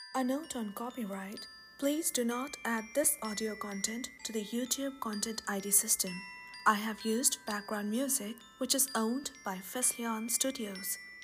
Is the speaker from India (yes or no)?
yes; Bhopal, Madhya Pradesh, India; Bhopal, a city in central India which happens to be my hometown.